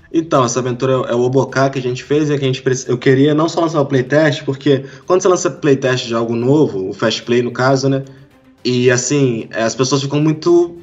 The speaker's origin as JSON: {"language": "Portuguese", "town": "Volta Redonda", "region": "Rio de Janeiro", "country": "Brazil", "said": "Eu sou do, do interior do Rio de Janeiro, cara, Volta Redonda"}